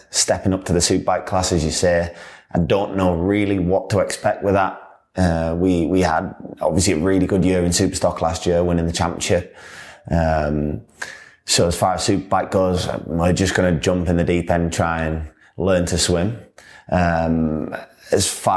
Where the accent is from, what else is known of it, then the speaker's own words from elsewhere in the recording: Yorkshire and the Humber, United Kingdom; I'm obviously from Yorkshire as well